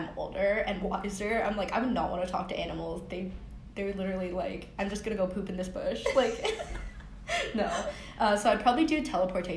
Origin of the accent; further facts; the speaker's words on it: Seattle, Washington, United States; moved away as an adult; now in California, United States; I'm from Seattle, Washington